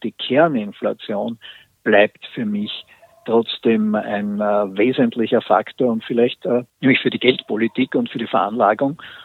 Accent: Austria; bei uns in Österreich

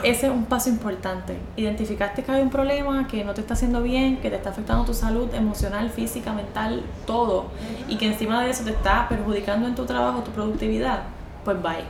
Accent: Puerto Rico

